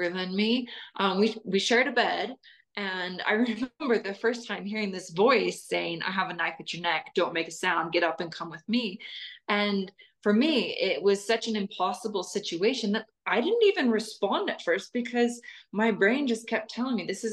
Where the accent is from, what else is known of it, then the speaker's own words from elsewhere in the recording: Salt Lake City, Utah, United States; I grew up in Salt Lake City, Utah